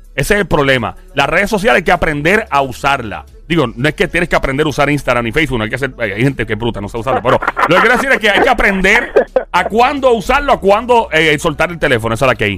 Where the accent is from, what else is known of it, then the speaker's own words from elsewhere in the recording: Caguas, Puerto Rico; el gran pueblo de Cagua donde nací, ahí fui hecho, ahí fui criado